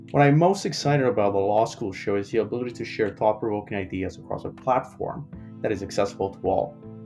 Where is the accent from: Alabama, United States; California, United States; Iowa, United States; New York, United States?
New York, United States; New York City; now in Ottawa, Canada; A fun fact about me, I grew up in New York City, and I am an immigrant to Canada.